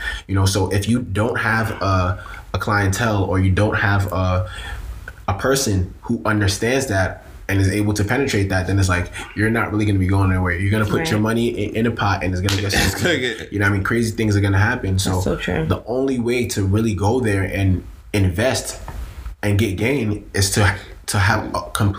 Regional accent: Nigeria; When it comes to like really self-love as a Nigerian, Nigerians not wanting to be something else, like taking everything we have, going to Dubai and pouring at it.

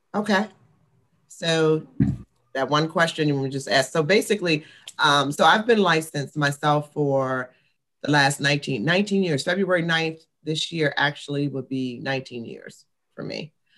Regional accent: Washington, District of Columbia, United States; I'm a Washingtonian. So I was born and raised in the Washington, D.C. area

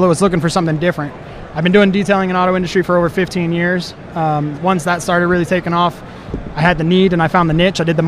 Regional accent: Fort Lauderdale, Florida, United States; moved away as an adult; now in Klamath Falls, United States; I'm originally from South Florida, so born and raised Pompano, Deerfield Beach, Fort Lauderdale area

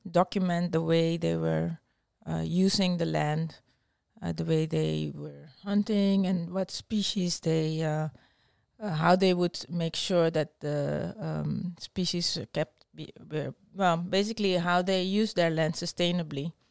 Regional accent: Suriname; born there; I was born in Suriname. that's uh, um, it's a former Dutch colony in South America.

